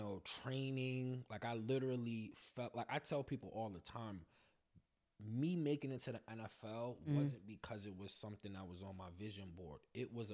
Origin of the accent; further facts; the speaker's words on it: New York City, New York, United States; I'm from Brooklyn